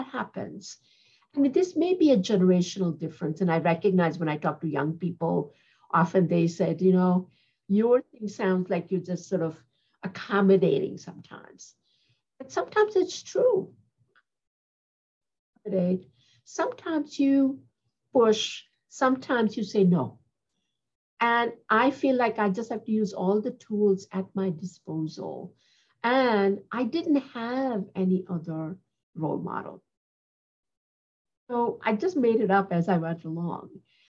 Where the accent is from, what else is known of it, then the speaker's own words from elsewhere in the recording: Ahmedabad, Gujarat, India; now in New York, United States; I'm a New Yorker who comes from Ahmedabad